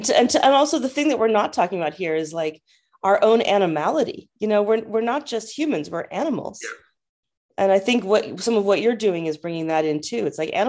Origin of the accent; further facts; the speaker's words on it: United States; moved away as an adult; also born or lived in Africa; now in England; as an American who'd spent, you know, 15 years living and working and living in Africa